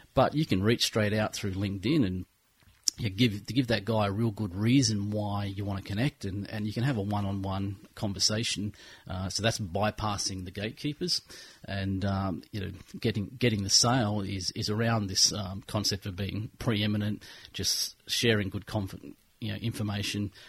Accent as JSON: {"language": "English", "town": "Nelson Bay", "region": "New South Wales", "country": "Australia", "tie": "born or raised there", "also_born_or_lived": "Brisbane", "moved": "as an adult", "lives_now": "Gold Coast, Australia", "said": "I pretty much grew up in Nelson Bay, and I uh, I left the bay about oh, when I was 21, and uh, came back here to the Gold Coast."}